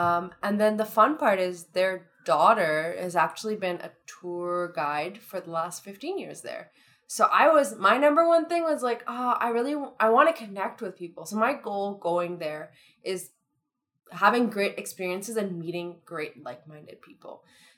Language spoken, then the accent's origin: English; Thornhill, Ontario, Canada; Oh, I'm from Thornhill, like 20 minutes down the street from you.